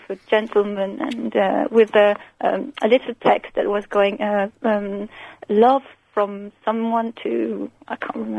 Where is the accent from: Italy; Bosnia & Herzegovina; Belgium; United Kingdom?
Belgium; moved away; I'm from Belgium.